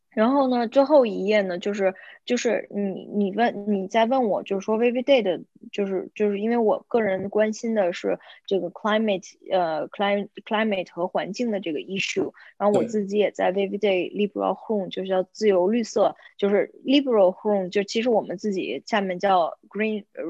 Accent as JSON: {"language": "Chinese", "region": "Beijing", "country": "China", "also_born_or_lived": "Tilburg, Netherlands", "moved": "as an adult", "lives_now": "The Hague, Netherlands", "said": "我是北京人，然后我是两千零一年的时候来到荷兰，在迪尔堡大学上的本科和硕士工商管理"}